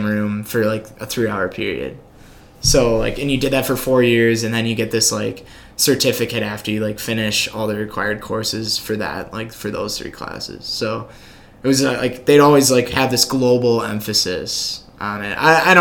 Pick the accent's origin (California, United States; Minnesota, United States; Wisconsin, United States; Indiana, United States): Wisconsin, United States; Oshkosh; I'm from Oshkosh